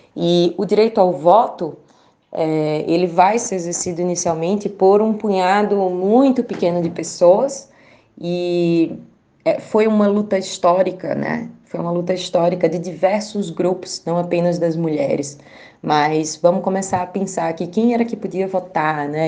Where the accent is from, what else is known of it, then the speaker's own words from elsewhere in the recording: Caruaru, Pernambuco, Brazil; moved away as an adult; now in Brasília, Brazil; eu sou do semiárido pernambucano, eu venho de Caruaru, Pernambuco